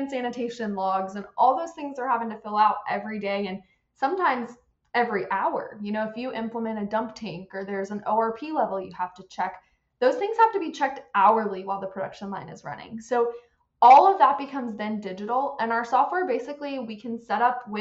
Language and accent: English; Central Florida, United States; I'm from Central Florida